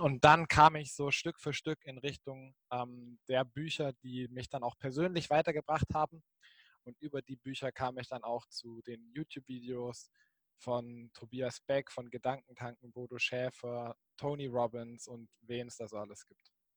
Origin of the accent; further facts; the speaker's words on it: Baden-Württemberg, Germany; moved away as an adult; also born or lived in Jena; ich komme ursprünglich aus Baden-Württemberg, Baden-Württemberg, der Schwab